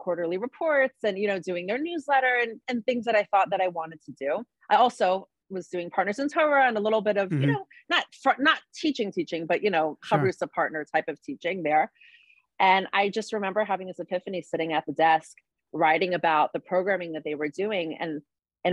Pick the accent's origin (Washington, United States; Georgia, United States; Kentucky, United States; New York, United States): Georgia, United States; Atlanta; also born or lived in Baltimore; now in Cleveland, United States; I grew up in Atlanta, Georgia, to a Balchua family